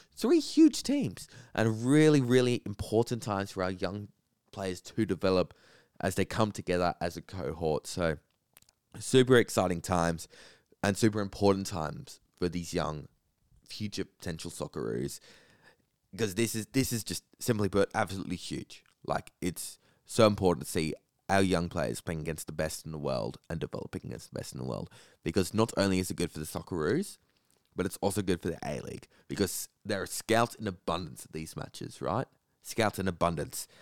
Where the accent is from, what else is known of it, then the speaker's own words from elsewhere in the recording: Australia; as an Australian